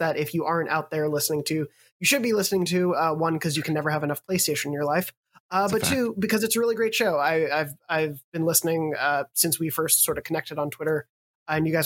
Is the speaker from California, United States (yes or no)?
no; Long Island, New York, United States; I'm from Long Island